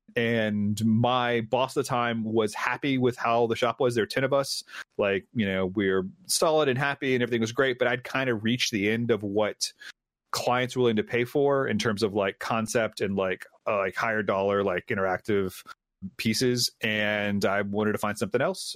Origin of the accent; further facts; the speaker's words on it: Memphis, Tennessee, United States; I was born here, raised here, went to high school here